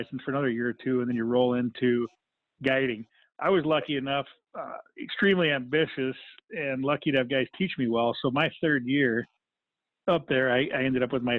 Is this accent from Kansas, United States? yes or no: no; Minnesota, United States; moved away as an adult; now in Alaska, United States; I grew up in Minnesota, and okay. I lived in Minnesota until I was 21, and then when I was 21, I moved to Alaska, and I never left.